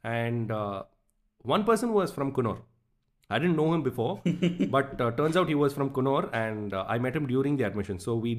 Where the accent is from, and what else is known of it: Coonoor, Tamil Nadu, India; born or raised there; moved away